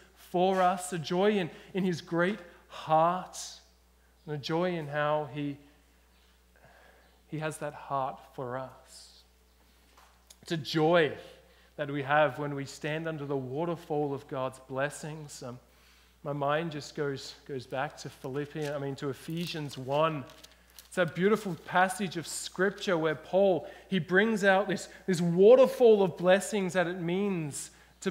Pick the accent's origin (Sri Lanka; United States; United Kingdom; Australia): Australia; now in British Columbia, Canada; I'm an Australian. I grew up in Australia